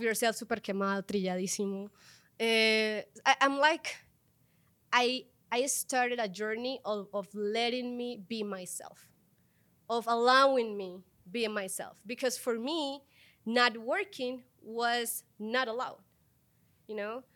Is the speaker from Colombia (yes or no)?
yes; Colombia; moved away as an adult; now in Mexico; I was born in Colombia